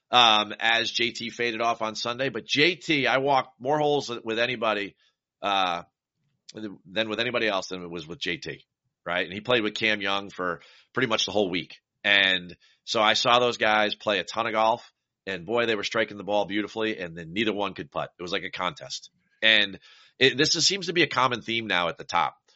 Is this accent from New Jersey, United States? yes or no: yes; New Jersey, United States; I'm from New Jersey. I butcher the language.